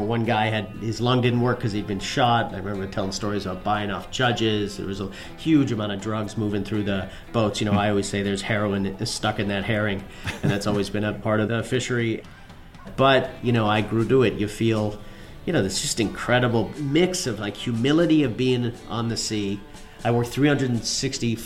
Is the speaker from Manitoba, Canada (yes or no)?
no; Newfoundland and Labrador, Canada; My parents were American, but I was born and raised in Newfoundland, Canada, a little fishing outport